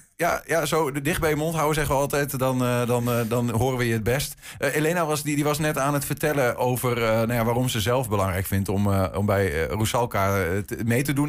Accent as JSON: {"language": "Dutch", "country": "Netherlands", "said": "ik ben eh, een, Nederlander"}